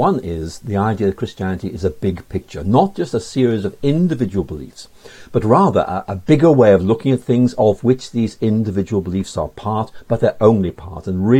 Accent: Belfast, Northern Ireland, United Kingdom; moved away as an adult; also born or lived in Oxford; Well, I actually grew up in Northern Ireland, was born in Belfast like C.S. Lewis

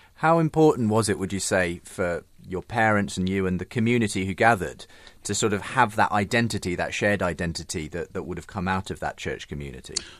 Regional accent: Northampton area, East Midlands, United Kingdom; I'm also from that part of the world.

